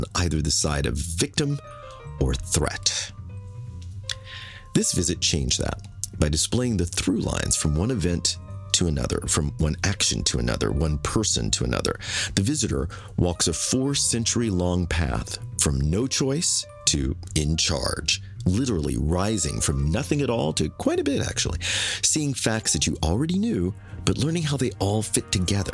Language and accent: English; United States; I'm not from a piece of land far away on the globe that represents my heritage. Instead, the actions of others constructed my homeland on this soil